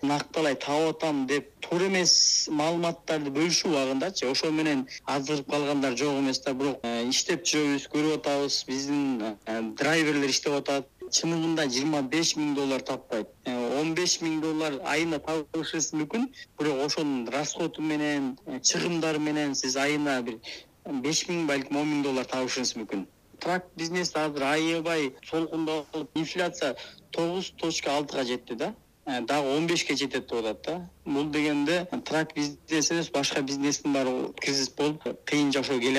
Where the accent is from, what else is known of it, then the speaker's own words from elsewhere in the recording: Kyrgyzstan; now in Chicago, United States; кыргыздар биз келгенде эки миң сегизинчи жылы биз отуз кырктай эле кыргыз болчубуз